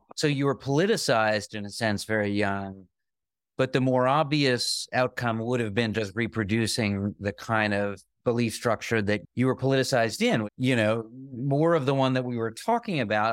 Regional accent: Springfield, Massachusetts, United States; I grew up in Springfield, Massachusetts

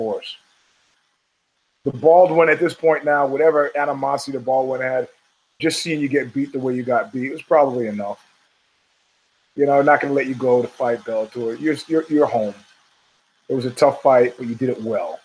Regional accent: New York City, New York, United States; growing up in Brooklyn

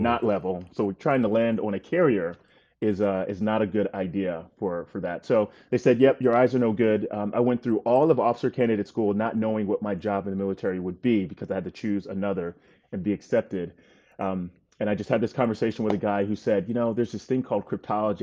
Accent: North Carolina, United States; moved away as an adult; also born or lived in Gaithersburg, Maryland / Poughkeepsie, New York; I was born in Gaithersburg, Maryland, where they were working, um, for I B M. We lived in Poughkeepsie, New York for a little while, uh, and when I was eight, we moved to North Carolina

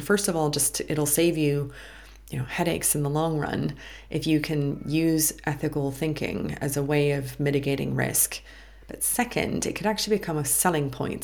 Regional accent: United States; being American

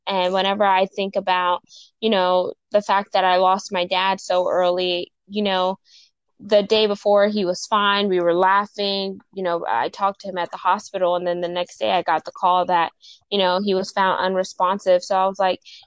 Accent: Houston, Texas, United States; I'm from Houston, Texas

